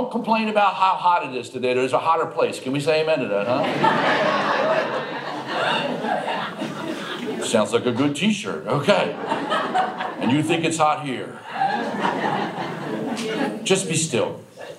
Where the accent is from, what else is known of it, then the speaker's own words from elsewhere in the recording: Baltimore, Maryland, United States; I was born and raised in Baltimore